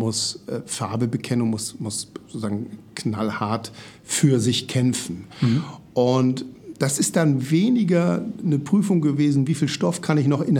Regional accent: Oldenburg, Lower Saxony, Germany; born there; now in Hamburg, Germany; ich bin gebürtiger Oldenburger, obwohl wir hier im schönen Hamburg leben, habe ich das nicht vergessen.

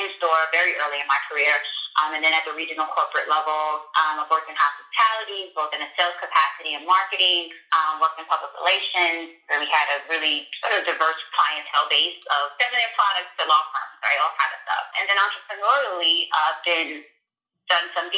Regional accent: New York City, New York, United States; I'm originally from Brooklyn, New York, Bed-Stuy, Brooklyn, you know, home of Jay-Z.

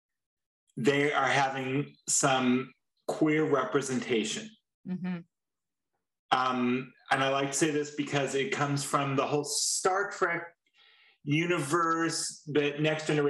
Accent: Washington, United States; moved away as an adult; now in Texas, United States; I'm from Washington

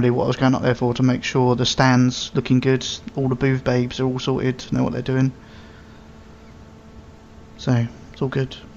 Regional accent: Hastings, South East England, United Kingdom; I'm actually in the UK. I'm actually in my hometown

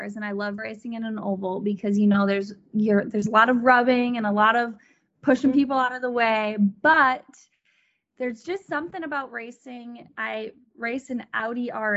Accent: Wisconsin, United States; moved away; back in my home state

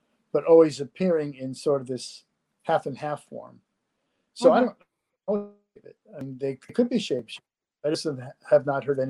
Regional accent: New England, United States; moved away as an adult; now in Ohio, United States; I grew up in New England, but I've lived in Ohio now for probably close to 30 years

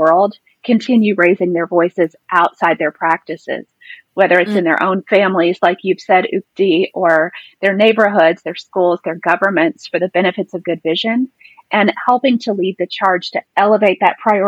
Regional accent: Texas, United States; I'm from Texas.

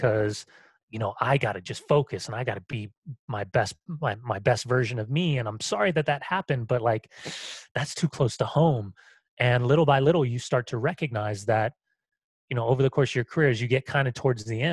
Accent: Southern California, United States; moved away; also born or lived in San Francisco; Growing up in Southern California, I have a gay father who lived in San Francisco and is HIV positive

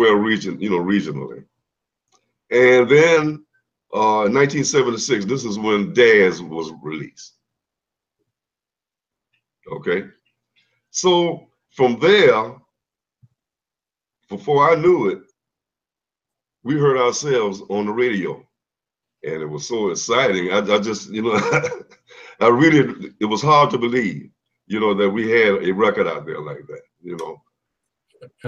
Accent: Savannah, Georgia, United States; also born or lived in Atlanta, Georgia; my home is Savannah, Georgia

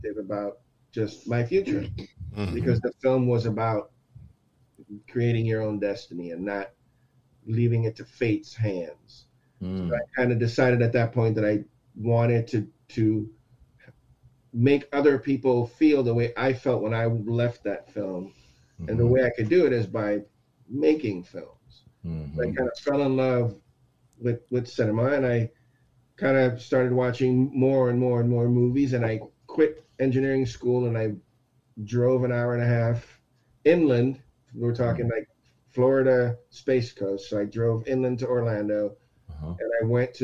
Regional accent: Aruba; moved away as an adult; also born or lived in Texas; now in United States; I'm born in Texas, raised in Aruba.

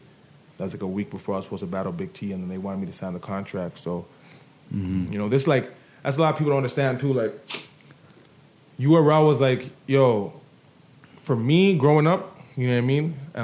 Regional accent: Canada; I'm like, oh, I'm from Canada.

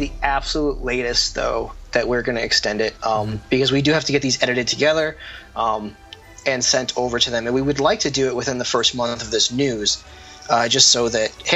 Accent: United States; now in Canada; as an American, I'm kind of the odd man out

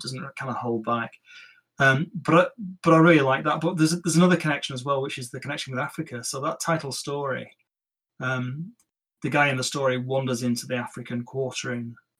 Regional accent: central Lancashire, North West England, United Kingdom; We're from, I think we're from Lee in central Lancashire, not far from where I grew up, actually.

